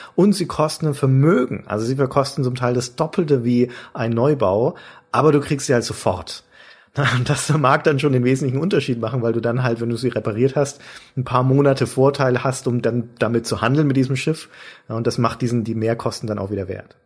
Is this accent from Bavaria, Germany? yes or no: yes; Franconia, Bavaria, Germany; moved away as an adult; now in Hamburg, Germany; ich bin ja als Bayer oder Franke, um genau zu sein, quasi Bergvolk auf jeden Fall also irgendwo Binnenländer